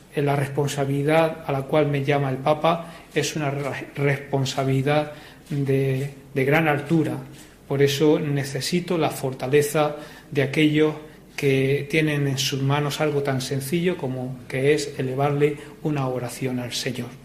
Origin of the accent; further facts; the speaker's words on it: Cehegín, Region of Murcia, Spain; Soy de Cejín, eh, decía que soy de, eh, el pueblo más maravilloso de la región